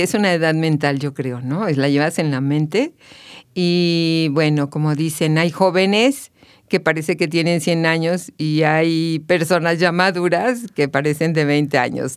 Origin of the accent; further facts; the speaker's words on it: Mexico City, Mexico; moved away as an adult; now in Querétaro, Mexico; yo soy de la Ciudad de México, nací en la Ciudad de México, pero hace ya 22 años que llegué a Querétaro